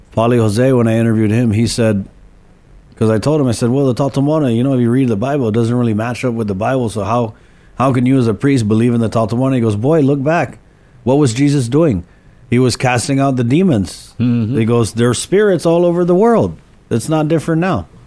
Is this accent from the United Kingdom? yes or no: no; Guam; we grew up in Molesto and Canani Road